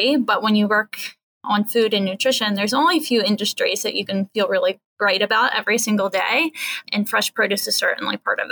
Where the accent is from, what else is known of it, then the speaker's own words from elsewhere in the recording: South Central Pennsylvania, United States; moved away as an adult; now in Washington, D.C., United States; grew up in South Central Pennsylvania, in Apple Country, actually, and was an ag kid